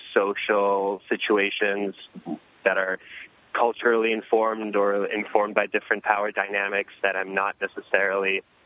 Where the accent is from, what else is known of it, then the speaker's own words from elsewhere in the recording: New York City, New York, United States; English is a second language; now in Millstone, United States; here as Jewish refugees, and I'm first-generation American, and I was raised in Brooklyn, and the community that I grew up in, we were a Russian community, and I didn't speak English till I was 5 and went to public school there.